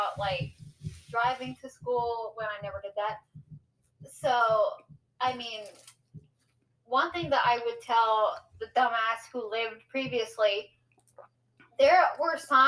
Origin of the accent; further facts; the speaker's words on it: United States; accent: American; as you can tell by my accent, I am American, so I live in the States here